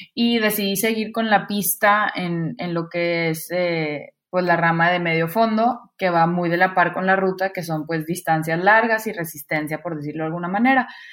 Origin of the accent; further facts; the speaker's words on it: Monterrey, Nuevo León, Mexico; soy de Monterrey